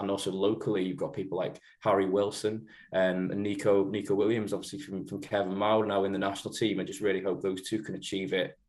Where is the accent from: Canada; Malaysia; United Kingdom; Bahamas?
United Kingdom; Llangollen, Wales; also born or lived in Chelsea, London; I've lived in the like North Wales all my life